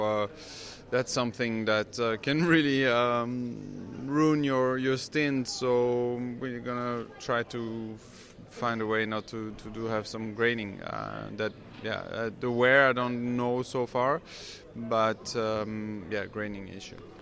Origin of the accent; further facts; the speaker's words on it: Belgium; I grew up in Belgium